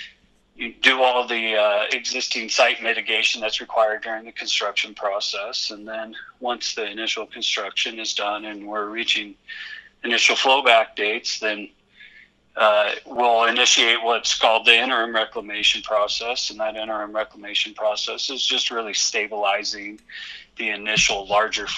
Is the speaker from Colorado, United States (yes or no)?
yes; Western Colorado, United States; I grew up with it in Western Colorado, you know, during the late 90s, early 2000s